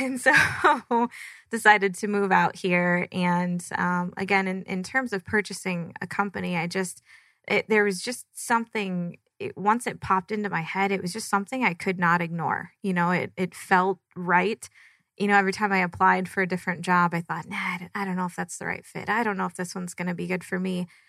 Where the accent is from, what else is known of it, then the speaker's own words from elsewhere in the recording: Michigan, United States; moved away as an adult; now in Arizona, United States; I'm from Michigan. Um, born and raised there, moved out to Arizona